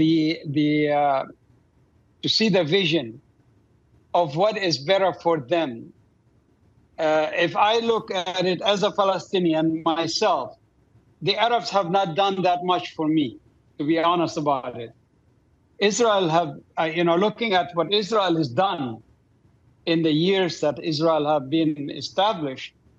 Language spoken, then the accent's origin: English; Doha, Qatar; moved away; I grew up in Doha, Qatar.